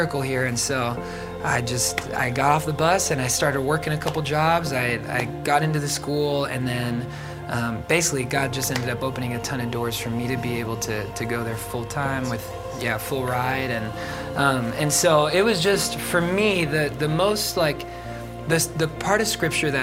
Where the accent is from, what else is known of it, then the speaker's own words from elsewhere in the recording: Florida, United States; I'm from Florida